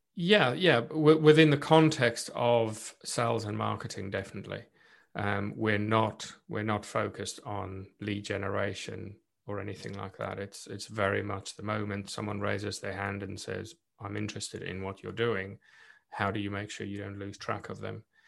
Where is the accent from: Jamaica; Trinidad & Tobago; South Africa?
South Africa; first language Afrikaans; English is a second language; moved away as an adult; now in United Kingdom; I was born and raised in South Africa and being Afrikaans, South African as well, so not English speaking